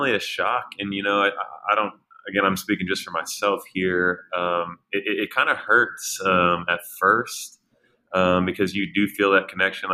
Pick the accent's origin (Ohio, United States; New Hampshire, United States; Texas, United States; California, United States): Texas, United States; Houston; Houston because it was my hometown team